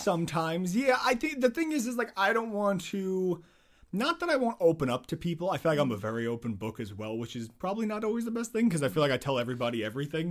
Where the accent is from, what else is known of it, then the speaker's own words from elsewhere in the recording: Nazareth, Pennsylvania, United States; I'm in Nazareth